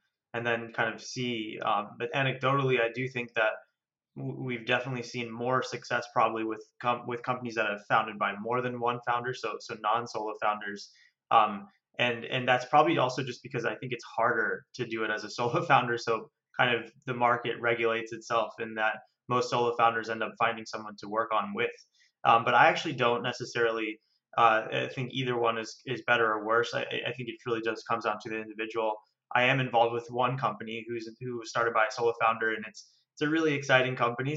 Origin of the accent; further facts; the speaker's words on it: East Coast of the US, United States; moved away as an adult; also born or lived in New York; now in London, United Kingdom; I'm originally from the US. I grew up on the East Coast